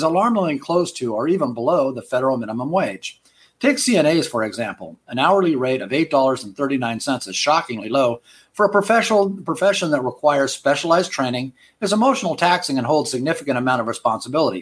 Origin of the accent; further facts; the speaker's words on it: Florida, United States; my home state of Florida